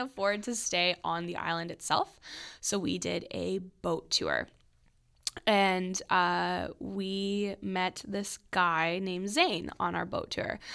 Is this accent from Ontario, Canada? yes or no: no; Oakbank, Manitoba, Canada; we grew up in Oak Bank, which is a really small community outside of Winnipeg